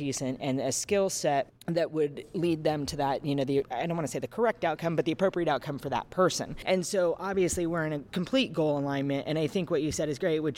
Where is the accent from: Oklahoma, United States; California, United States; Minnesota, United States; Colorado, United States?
California, United States; Northern; where I grew up in Northern California, just for everybody who wanted to know, I am not a Southern California girl